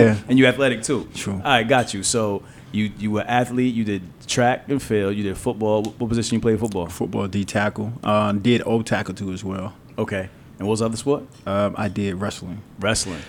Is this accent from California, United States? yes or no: no; Orlando, Florida, United States; now in New Jersey, United States; I'm from Orlando, Florida